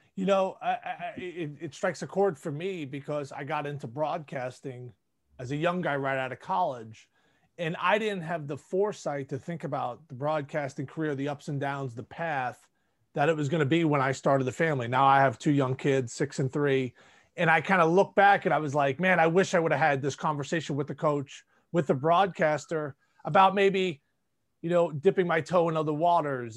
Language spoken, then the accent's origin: English; New York City, New York, United States; growing up in New York City